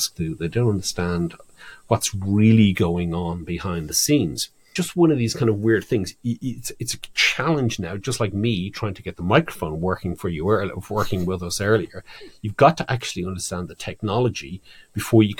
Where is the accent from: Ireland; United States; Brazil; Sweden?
Ireland; moved away; my home country, Ireland